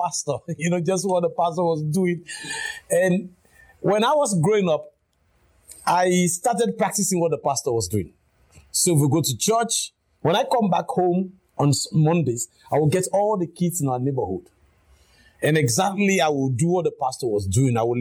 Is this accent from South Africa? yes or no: no; Crown Colony, Western Area, Sierra Leone; I come from the Crown Colony